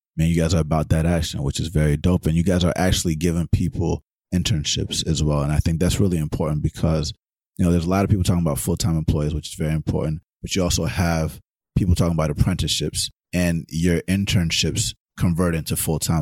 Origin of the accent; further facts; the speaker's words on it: Atlanta, Georgia, United States; growing up in Atlanta